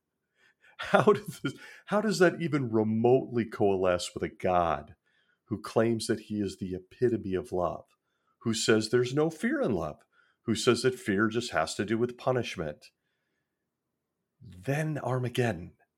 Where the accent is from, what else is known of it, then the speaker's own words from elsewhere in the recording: Marin County, Northern California, United States; I grew up in Northern California in really a melting pot in the Marin County area, just north of San Francisco